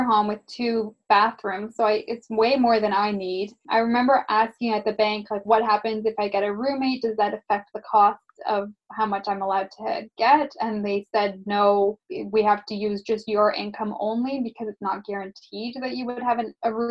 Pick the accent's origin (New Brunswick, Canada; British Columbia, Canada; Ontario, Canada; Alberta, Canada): Ontario, Canada; Burlington; now in Hamilton, Canada; I grew up in Burlington and then moved to Hamilton